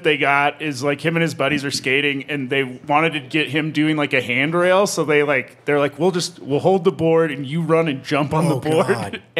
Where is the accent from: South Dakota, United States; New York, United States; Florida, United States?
South Dakota, United States; where I grew up in South Dakota